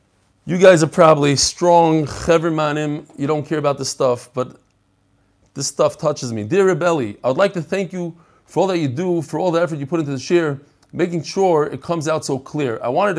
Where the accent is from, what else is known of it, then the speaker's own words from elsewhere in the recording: Lakewood, New Jersey, United States; born there; also born or lived in Long Beach / Far Rockaway / Bnei Brak / Kensington; I was born in Lakewood. Lived in Long Beach, Far Rockaway. I did a lot. Yeah, my father liked to move around a lot.